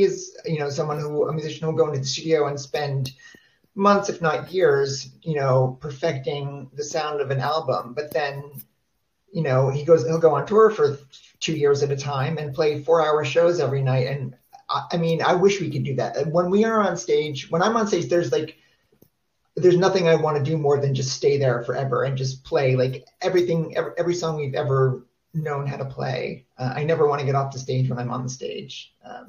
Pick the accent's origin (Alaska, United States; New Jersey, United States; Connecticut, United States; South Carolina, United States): New Jersey, United States; moved away; I grew up in New Jersey